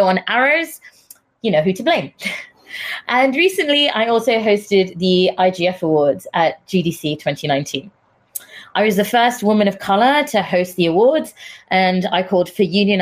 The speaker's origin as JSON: {"language": "English", "country": "India", "moved": "yes", "lives_now": "United Kingdom", "said": "I'm Indian, not British Indian, as people assume, entirely Indian."}